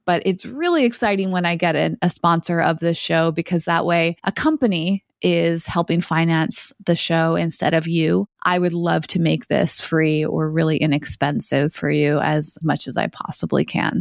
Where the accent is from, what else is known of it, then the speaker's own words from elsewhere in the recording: United States; an American who doesn't speak a lot of Spanish